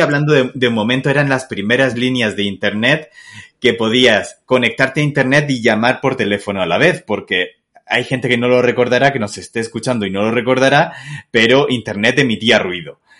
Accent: Castilla-La Mancha, Spain; also born or lived in Murcia, Spain; now in Guadalajara, Mexico; soy manchego, pero no, no estoy en Guadalajara de Castilla-La Mancha, estoy en México.

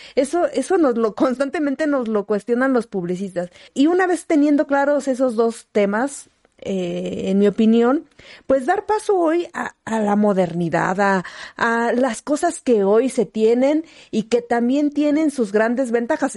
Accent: Villa de Zaachila, Oaxaca, Mexico; moved away; en mi tierra, en Villa de Sachila

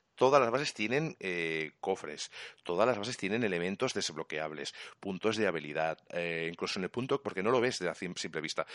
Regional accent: Catalonia, Spain; Yo soy catalán

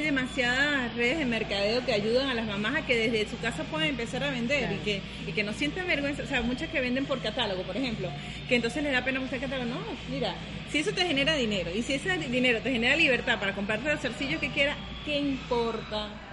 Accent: Venezuela; moved away as an adult; now in Playa del Carmen, Mexico; yo soy venezolana, eh, tengo un año y medio acá en Playa del Carmen

